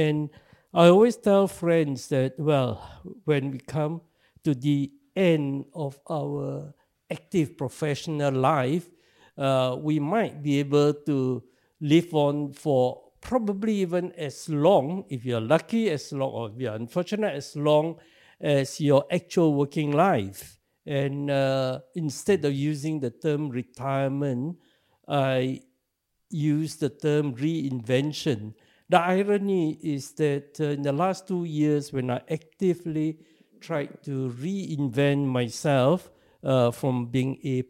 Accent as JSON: {"language": "English", "country": "Singapore", "tie": "born or raised there", "said": "I was born in Singapore."}